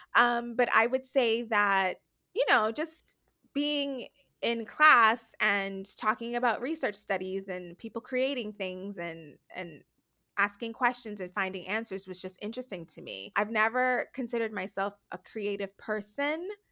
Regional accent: Nassau, New Providence, Bahamas; moved away as an adult; also born or lived in United States; I am born and raised in the Bahamas. I'm from the island of New Providence

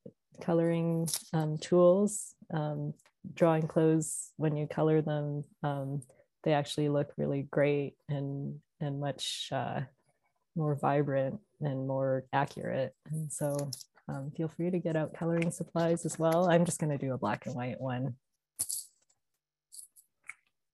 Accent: Canada; I am Canadian

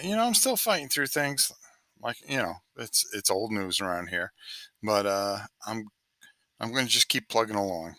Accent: Connecticut, United States; now in Florida, United States; I'm also from the Northeast originally and from Connecticut

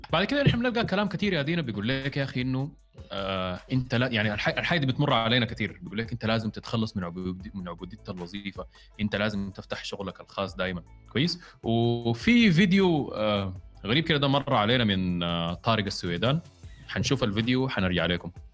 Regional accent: Sudan; إحنا كموظفين سودانيين

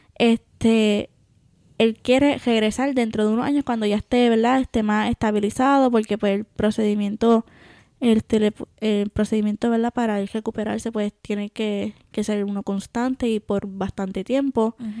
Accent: Puerto Rico; moved away as an adult; me crié en Puerto Rico este, y viví la mayor parte de mi vida allá

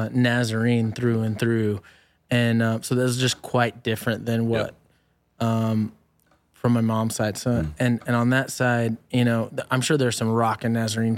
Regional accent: Oklahoma, United States; So more Oklahoma than anywhere else, probably. I lived a lot of places. I hopped around a little bit, you know, growing up.

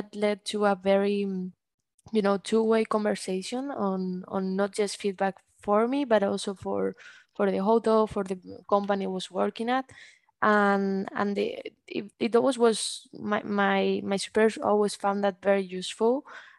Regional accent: Bilbao, Basque Country, Spain; also born or lived in Barcelona; decided to come back here to Bilbao to finish my bachelor from home

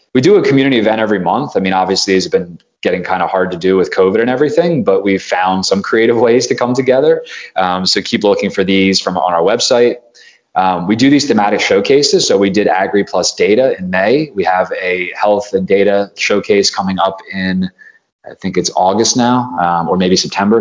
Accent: East Coast of the United States, United States; moved away; also born or lived in Silicon Valley; I grew up on the East Coast of the United States

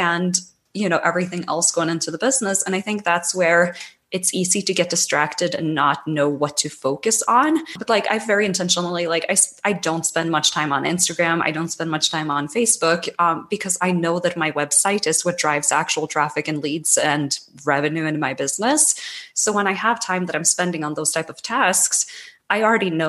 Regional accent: Norway; moved away as an adult; now in United States; growing up in Norway, like, you know, having my first jobs there and everything

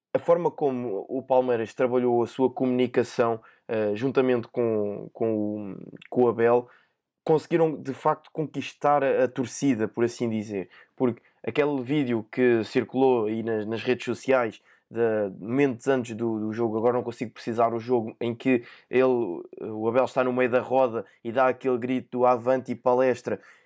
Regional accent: Portugal; enquanto, enquanto português

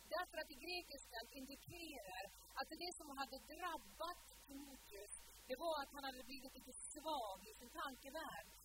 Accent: Sula, Møre og Romsdal, Norway; moved away; möten hemma på Sula när jag växte upp, på den lilla ön vid Ålesund

